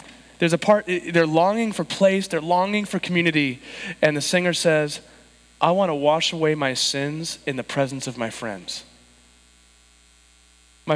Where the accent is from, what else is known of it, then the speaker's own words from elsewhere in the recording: San Diego, California, United States; I was born and raised in San Diego, but my grandparents were in Chicago